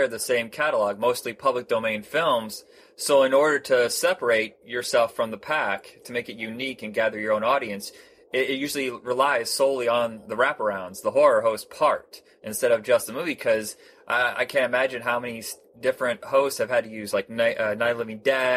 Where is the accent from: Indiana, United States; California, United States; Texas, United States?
Indiana, United States; I grew up in Indiana